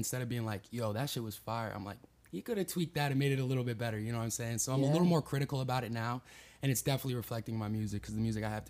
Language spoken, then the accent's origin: English; Florida, United States; growing up in Florida